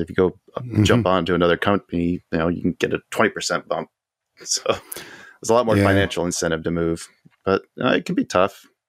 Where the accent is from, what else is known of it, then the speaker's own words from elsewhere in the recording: Houston, Texas, United States; also born or lived in Tucson / Bakersfield / South Carolina / Chicago; I was brought up in Houston. I grew up in Tucson. I lived in Bakersfield, California. Let's see, South Carolina, Chicago, New York, Memphis, Mississippi. Stay in Tennessee. I've been all over the place.